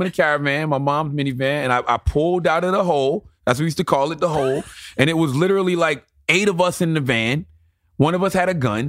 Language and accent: English; South Carolina, United States; moved away; also born or lived in Hackensack, New Jersey; I grew up in South Carolina where the Confederate flag used to fly